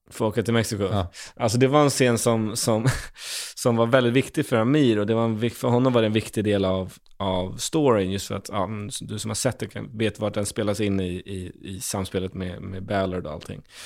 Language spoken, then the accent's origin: Swedish; Stockholm, Stockholm County, Sweden; en gamer från Stockholm